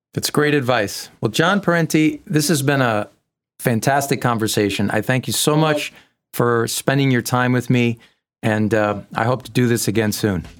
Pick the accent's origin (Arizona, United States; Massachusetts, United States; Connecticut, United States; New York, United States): Massachusetts, United States; I'm from Massachusetts